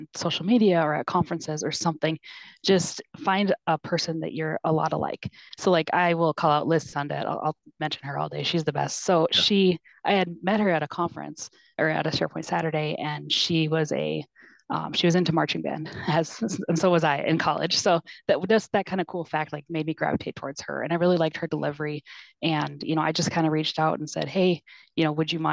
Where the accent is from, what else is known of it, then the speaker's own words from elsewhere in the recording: Minnesota, United States; also born or lived in South Dakota; now in Sioux Falls, United States; I'm actually from Minnesota.